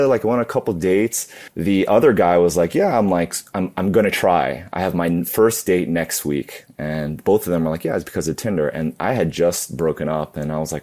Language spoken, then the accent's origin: English; New York City, New York, United States; I grew up in New York City. I was born and raised. I like to call myself a super local because I was born in the city, grew up in Queens